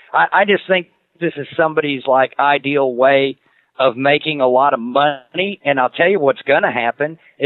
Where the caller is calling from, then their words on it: Clarksville, Tennessee, United States; I'm calling out of Clarksville, Tennessee, man. I'm just like right up the road from Nashville.